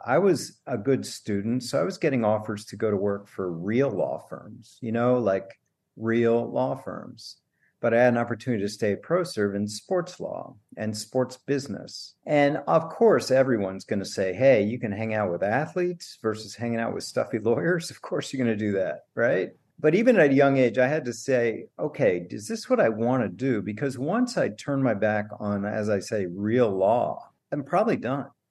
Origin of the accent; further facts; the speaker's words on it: Washington, District of Columbia, United States; moved away as an adult; also born or lived in Stanford / Boston / Green Bay; I grew up in Washington D.C.